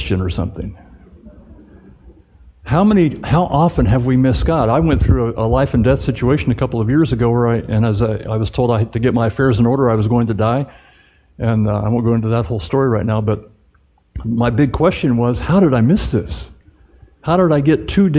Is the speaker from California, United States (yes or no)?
yes; Southern California, United States; moved away; also born or lived in Dallas-Fort Worth; I grew up in Southern California in the 60s